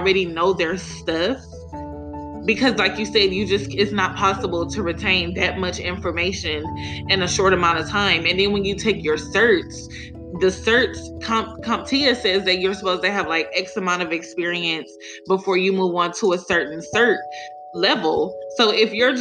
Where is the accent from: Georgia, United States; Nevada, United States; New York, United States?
Nevada, United States; Las Vegas; moved away as an adult; now in Texas, United States; I'm from Vegas, and when I went to the school out there, it wasn't even a program.